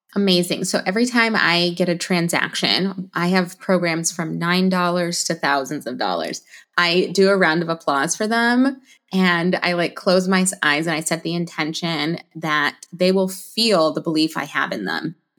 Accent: Alaska, United States; also born or lived in Florida; I'm from Alaska

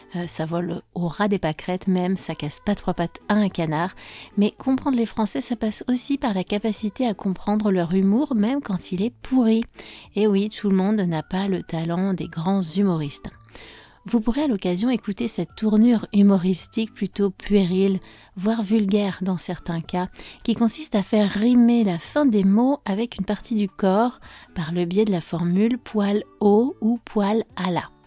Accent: France; je suis française

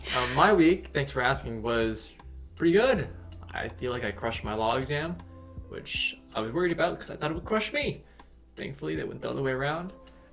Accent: United States; the fact that I am Asian American

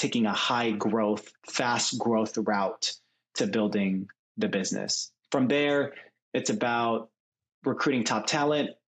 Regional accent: Seattle, Washington, United States; moved away as an adult; also born or lived in Chicago; now in San Francisco Bay Area, United States; grew up in Seattle

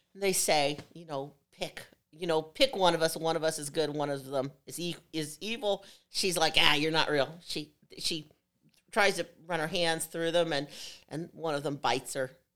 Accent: Evansville, Indiana, United States; born or raised there; moved away; also born or lived in Schererville, Indiana

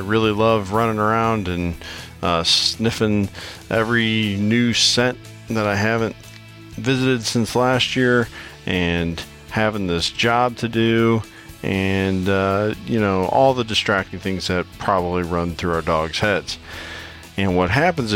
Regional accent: Iowa, United States; my home state of Iowa

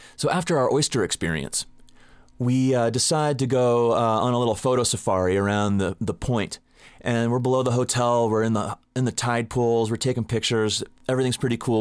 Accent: Southern California, United States; I grew up in Southern California and I'm a surfer

